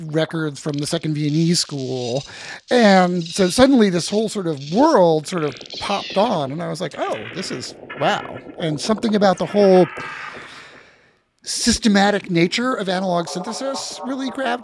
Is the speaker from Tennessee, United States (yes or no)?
no; New York City, New York, United States; I was born here in New York City